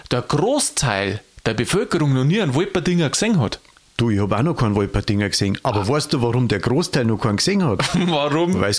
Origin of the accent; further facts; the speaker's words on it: Bavaria, Germany; also ich komme aus Niederbayern, gell?